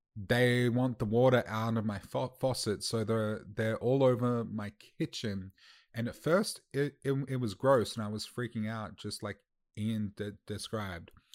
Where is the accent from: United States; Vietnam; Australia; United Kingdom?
Australia; as an Australian